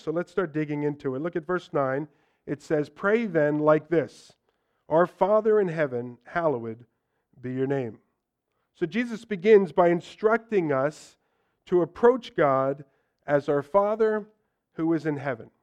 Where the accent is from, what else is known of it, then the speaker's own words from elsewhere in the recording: United States; for us as Americans